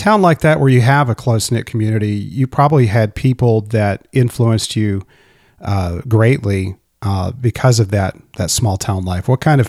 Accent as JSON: {"language": "English", "region": "Texas", "country": "United States", "tie": "born or raised there", "also_born_or_lived": "Northern Ohio", "said": "I've spent the majority of my years in Texas"}